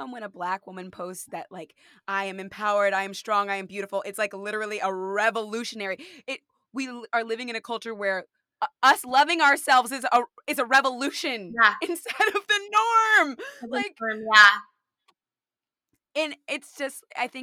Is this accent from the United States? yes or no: yes; California, United States; I grew up in California